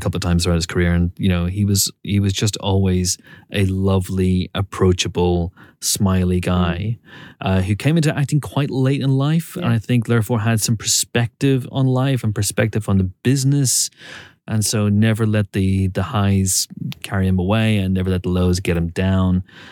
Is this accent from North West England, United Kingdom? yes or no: no; Banbridge, Northern Ireland, United Kingdom